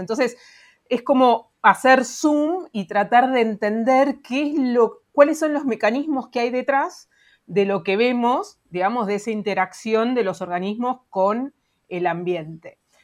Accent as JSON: {"language": "Spanish", "country": "Argentina"}